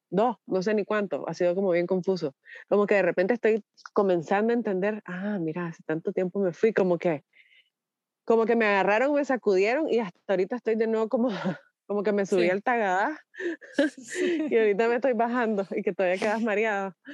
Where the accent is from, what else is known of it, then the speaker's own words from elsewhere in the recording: Costa Rica; Porque en Costa Rica pues tenemos familia, nos encanta, somos costarricenses, pero no sé si vamos a estar ahí.